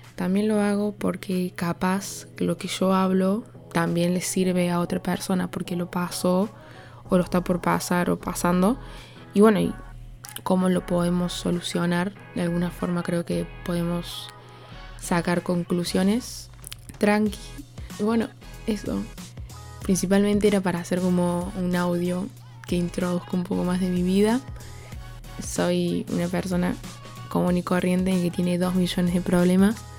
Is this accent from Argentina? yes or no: yes; Córdoba, Argentina; soy de Córdoba Capital